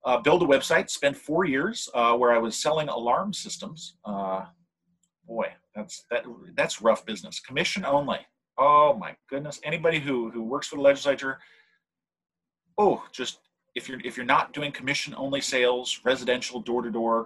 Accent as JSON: {"language": "English", "town": "Monterey", "region": "California", "country": "United States", "tie": "born or raised there", "lives_now": "Sacramento, United States", "said": "I grew up down near Monterey"}